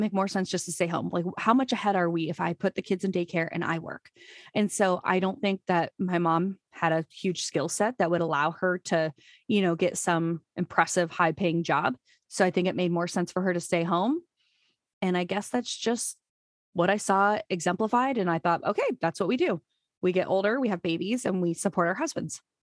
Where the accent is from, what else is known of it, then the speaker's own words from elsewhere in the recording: Urbandale, Iowa, United States; I just grew up in Iowa, graduated from Urbandale, which is a suburb of Des Moines